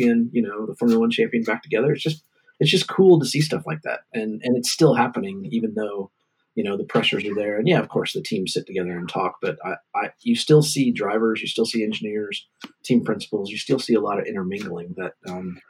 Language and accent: English; United States; I struggle as an American